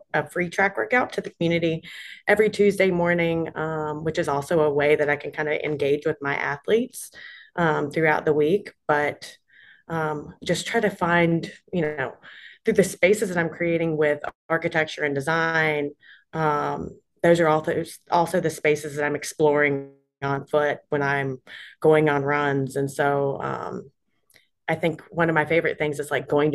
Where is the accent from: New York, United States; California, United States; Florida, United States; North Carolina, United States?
North Carolina, United States; Charlotte; I live in Charlotte, North Carolina. That's where I'm originally from. It's my hometown.